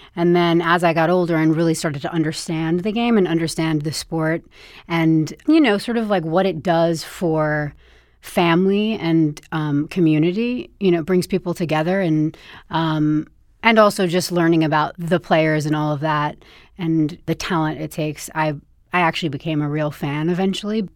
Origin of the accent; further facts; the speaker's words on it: Bedford, New York, United States; I grew up in Bedford, New York.